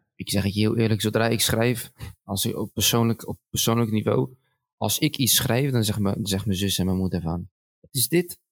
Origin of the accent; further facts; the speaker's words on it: Schiedam, South Holland, Netherlands; ik ben zo trots dat ik in, dat ik in Schiedam ben geboren